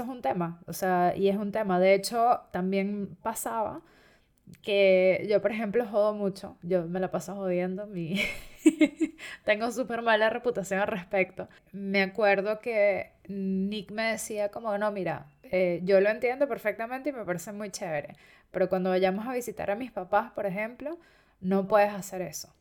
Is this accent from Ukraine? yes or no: no; Venezuela; moved away; independientemente de que yo haya nacido en Venezuela y que soy venezolano